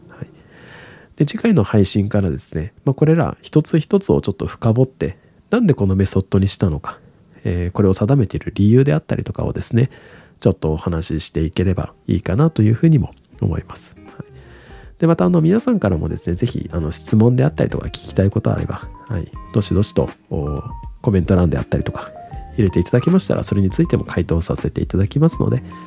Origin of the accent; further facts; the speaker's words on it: Hanamaki, Iwate, Japan; moved away as an adult; also born or lived in Hokkaido / Fukui; now in Tokyo, Japan; 私は岩手県の花巻市というところが、あの、出身地でして